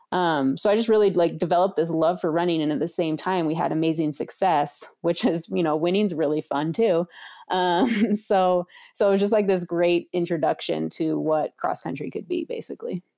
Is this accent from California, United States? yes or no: yes; Santa Rosa, California, United States; moved away; where I grew up in Santa Rosa